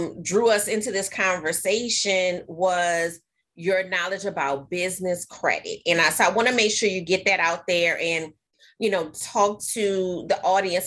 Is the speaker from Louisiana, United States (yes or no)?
yes; New Orleans, Louisiana, United States; I'm from New Orleans, Katrina happened